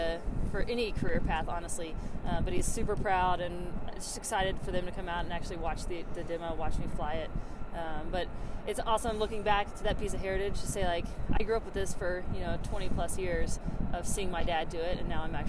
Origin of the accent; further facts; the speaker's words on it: Southeast, United States; Military brat, so everywhere. Mostly the Southeast, and then I went to University of Alabama.